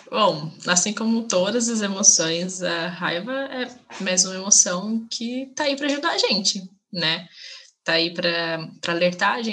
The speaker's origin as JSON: {"language": "Portuguese", "region": "Minas Gerais", "country": "Brazil", "said": "como boa mineira que sou, uma das coisas que eu mais gosto de fazer é experimentar novos cafés"}